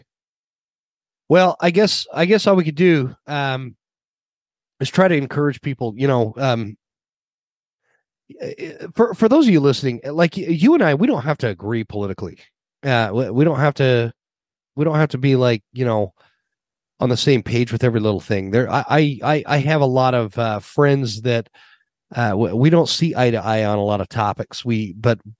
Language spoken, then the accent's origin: English; Utah, United States; moved away as an adult; also born or lived in Western Montana; now in Montana, United States; I grew up in Utah